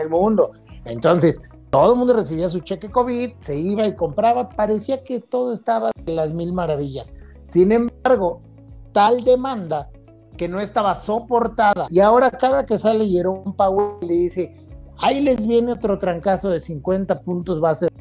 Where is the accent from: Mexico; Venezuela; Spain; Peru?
Mexico; tenemos que considerar como mexicanos